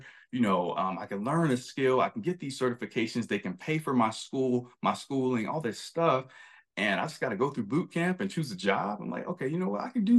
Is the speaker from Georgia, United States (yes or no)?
no; Florida, United States; moved away; I came from Florida. I struggled. You know, we were homeless at times. I moved to New York.